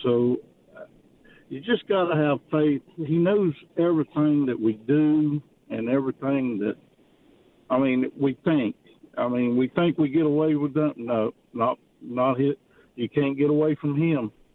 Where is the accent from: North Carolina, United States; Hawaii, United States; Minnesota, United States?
North Carolina, United States; now in Virginia, United States; I'm from North Carolina